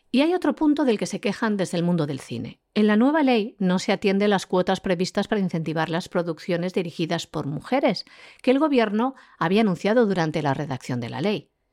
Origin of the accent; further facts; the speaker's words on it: Spain; nuestro país, de España